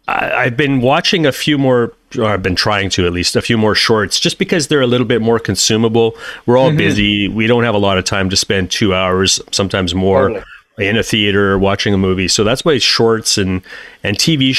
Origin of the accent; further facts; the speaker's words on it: Alberta, Canada; now in Vancouver, Canada; I'm from Alberta, too.